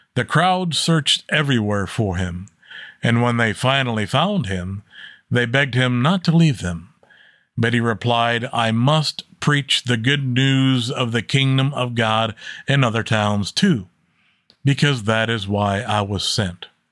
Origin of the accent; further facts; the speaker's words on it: United States; I as an American